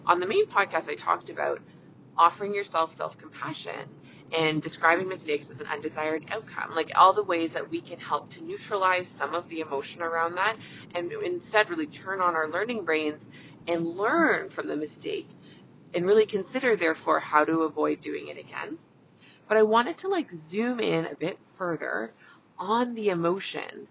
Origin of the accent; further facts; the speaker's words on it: Canada; I'm a Canadian family physician